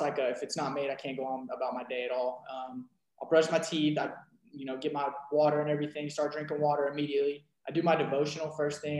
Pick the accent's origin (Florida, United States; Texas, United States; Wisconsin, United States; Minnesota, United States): Texas, United States; Rowlett; I am from Rowlett, Texas. Grew up as an athlete